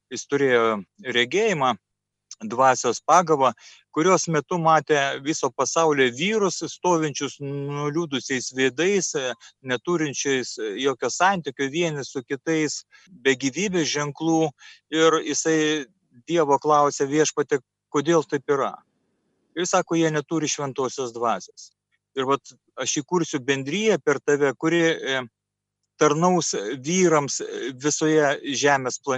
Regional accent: Šiauliai, Šiauliai County, Lithuania; Taigi mes esame šiauliečiai.

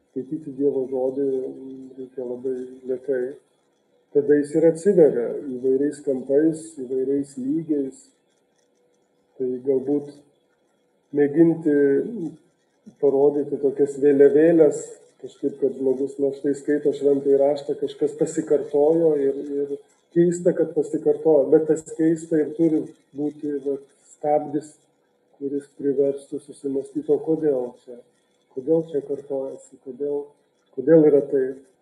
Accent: Vilnius, Vilnius County, Lithuania; aš esu iš Vilniaus Bernardinų parapijos

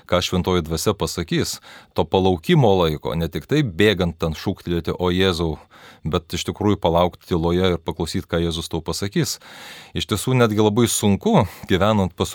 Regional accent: Lithuania; visi mes lietuviai vienai per kitaip iš kaimo.

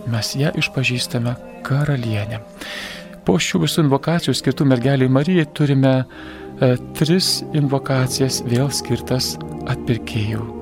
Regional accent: Lithuania; Mes lietuviai esame įterpę maldą.

